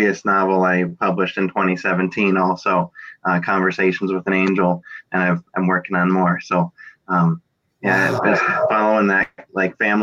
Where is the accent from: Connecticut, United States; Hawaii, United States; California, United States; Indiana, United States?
Connecticut, United States; northern; also born or lived in Vernon, Connecticut; I was born in Vernon, Connecticut, but I've lived most of my life here in up in northern Connecticut